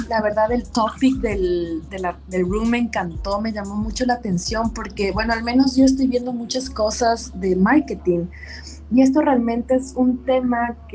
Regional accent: Ecuador; moved away as an adult; now in Washington, United States; yo soy ecuatoriana, eh, me casé con un americano y por eso estoy viviendo aquí en Washington. Pero en Ecuador yo tenía mi carrera profesional muy eh, establecida

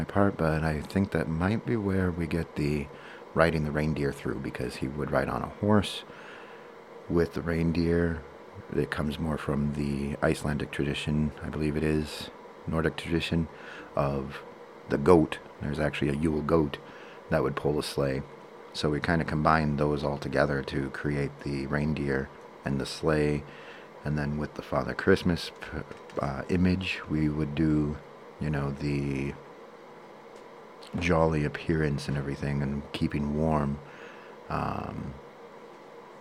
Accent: United States

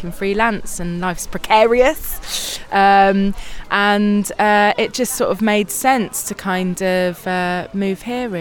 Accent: London, United Kingdom; moved away as an adult; now in Hanley, United Kingdom; I'm from London, South East London.

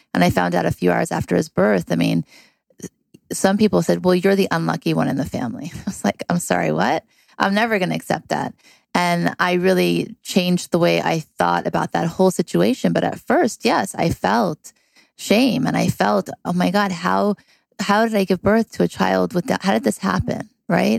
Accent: California, United States; also born or lived in Thibodaux, Louisiana / Beverly Hills, California; I was born in Thibodaux, Louisiana, and my parents moved to California when I was seven

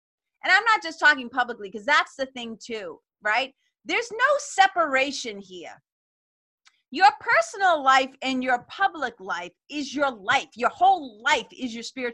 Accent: Lawrence, Massachusetts, United States; We didn't have a lot of money growing up in Lawrence, Mass

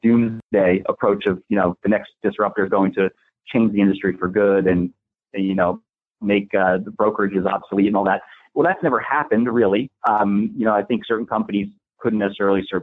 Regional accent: Totowa, New Jersey, United States; also born or lived in Oak Ridge, New Jersey; Born and raised in Totowa, New Jersey, which is a little town outside of New York City. Lived there all my life

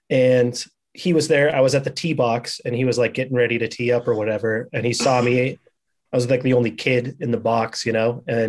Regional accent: Bellingham, Washington, United States; born or raised there; moved away

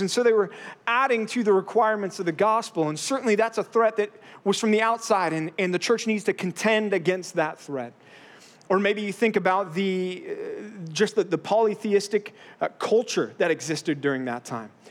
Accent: Texas, United States; now in Southern California, United States; growing up in Texas

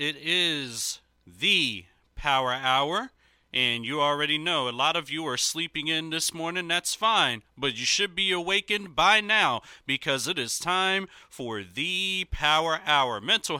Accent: Philadelphia, Pennsylvania, United States; Congregation Temple Bethel, located in my hometown

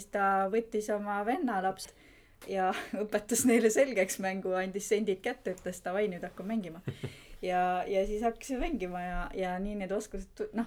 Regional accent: Tallinn, Harju County, Estonia; mina olen Tallinnast, ei ole Viljandist ja turundustaustaga inimene

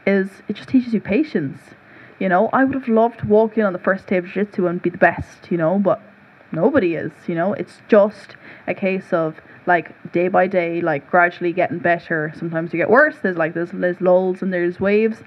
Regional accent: Cork, Munster, Ireland; I grew up in West Cork, which would be very like rural, like very like holistic and stuff. So when we moved to the city, in Cork City

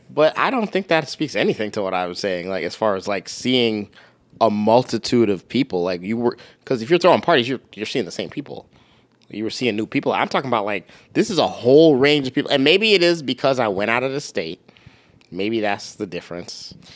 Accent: Minnesota, United States; moved away; also born or lived in Michigan; I'm from Minnesota, I went to Michigan

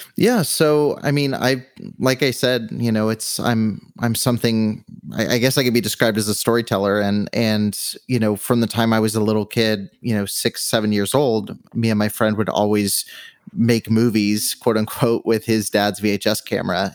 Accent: Southern California, United States; moved away as an adult; now in Henderson, United States; I've always been on the West Coast, so I grew up in Southern California

